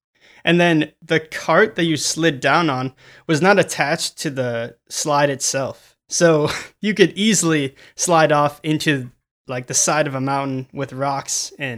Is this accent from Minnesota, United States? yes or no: yes; Minnesota, United States; I'm from Minnesota, so.